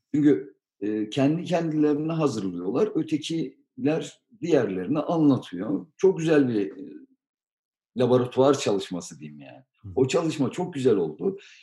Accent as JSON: {"language": "Turkish", "country": "Turkey", "tie": "born or raised there", "moved": "yes", "lives_now": "Germany", "said": "Biz Türkiye'de doğduk, büyüdük"}